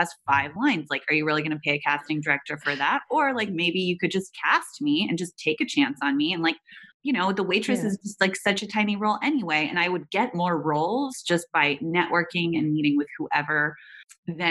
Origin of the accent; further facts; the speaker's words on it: Silicon Valley, California, United States; I grew up in Silicon Valley around incredible entrepreneurs